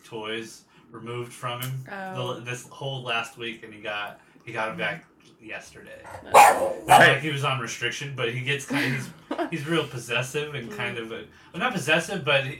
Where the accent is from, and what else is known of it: San Diego, California, United States; born or raised there